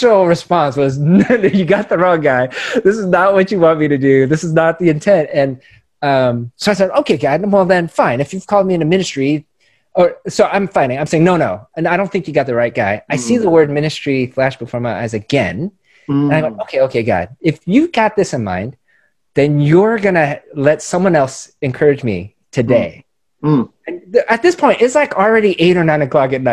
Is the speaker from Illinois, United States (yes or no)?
yes; Chicago, Illinois, United States; now in Los Angeles, United States; I was born in Chicago